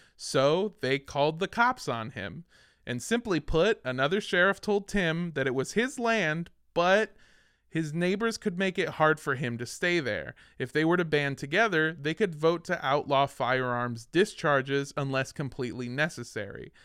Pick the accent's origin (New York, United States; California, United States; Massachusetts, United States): California, United States; Los Angeles; I grew up in Los Angeles